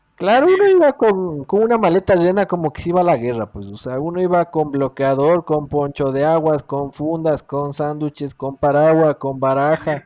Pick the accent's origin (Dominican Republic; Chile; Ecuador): Ecuador; Como buen ecuatoriano